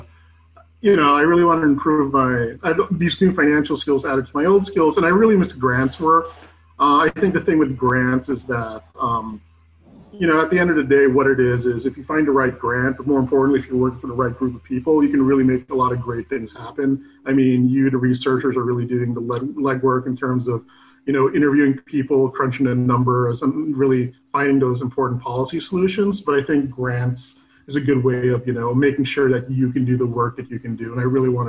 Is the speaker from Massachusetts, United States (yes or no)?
yes; Wellesley, Massachusetts, United States; moved away as an adult; also born or lived in St. Louis, Missouri; I'm from Wellesley, Massachusetts, which is a suburb outside of Boston